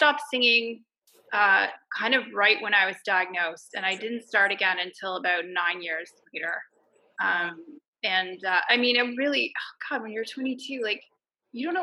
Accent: Montreal, Quebec, Canada; now in Toronto, Canada; Originally from Montreal.

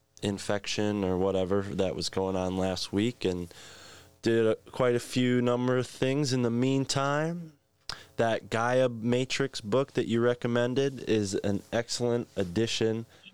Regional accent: New England, United States; born or raised there

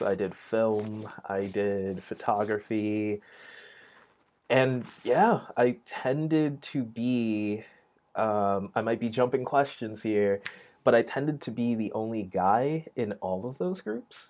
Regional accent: New York City, New York, United States; East Flatbush, Brooklyn

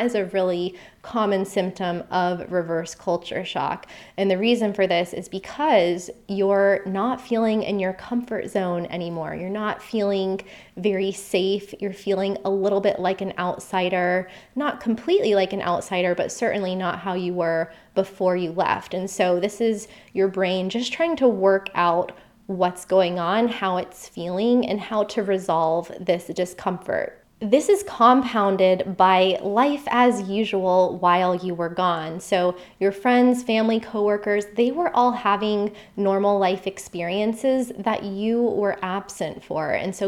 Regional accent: United States; moved away as an adult; also born or lived in Costa Rica / Australia; my home country is the US

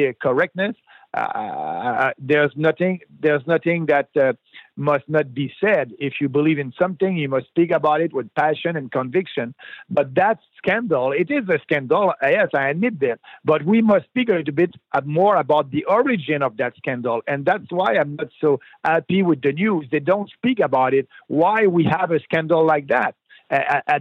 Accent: Beauce, Quebec, Canada; I'm coming from Quebec in Beauce. That's my riding, about an hour south of Quebec City.

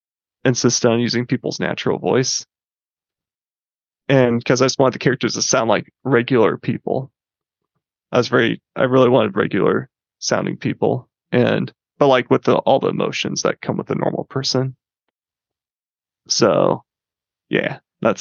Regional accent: Grand Rapids, Michigan, United States; I grew up in Grand Rapids, Michigan.

